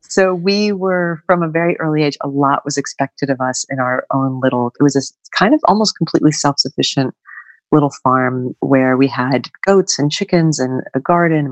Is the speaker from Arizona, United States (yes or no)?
no; northwestern Connecticut, United States; I grew up on a small family Christmas tree farm in northwestern Connecticut